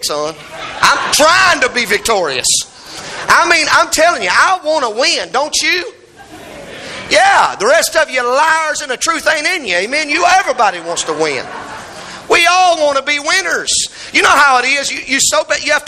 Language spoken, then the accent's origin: English; United States; we're American